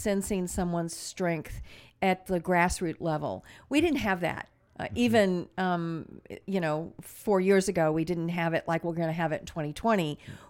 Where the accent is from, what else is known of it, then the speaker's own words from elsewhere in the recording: Midwest, United States; I mean, I was a moderate from the Midwest